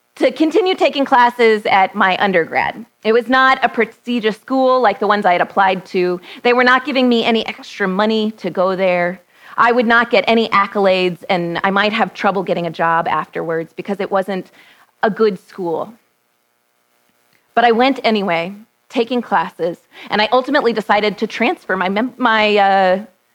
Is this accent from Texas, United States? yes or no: yes; Texas, United States; born or raised there